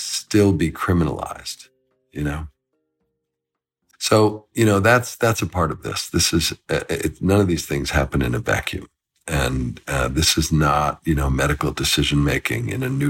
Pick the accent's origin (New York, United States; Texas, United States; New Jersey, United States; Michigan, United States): New York, United States; I'm a gay man, and I'm from New York.